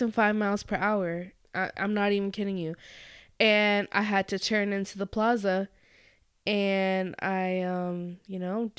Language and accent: English; Florida, United States; We weren't used to the hospitality because we come